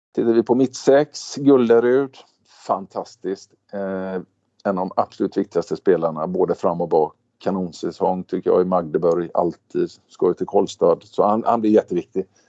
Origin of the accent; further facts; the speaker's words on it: Sweden; now in Stavanger, Norway; vi är svenskar